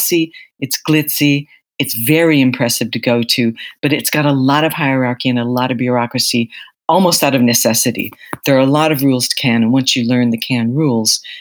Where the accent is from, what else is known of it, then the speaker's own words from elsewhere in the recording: United States; moved away as an adult; now in London, United Kingdom; I'm an American journalist. I've been living in London since the mid-80s.